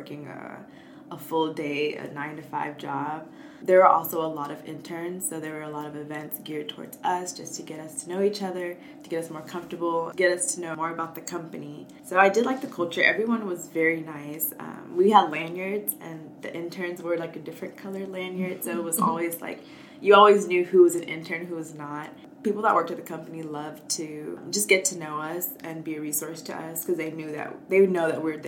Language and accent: English; Atlanta, Georgia, United States; I'm from Atlanta, Georgia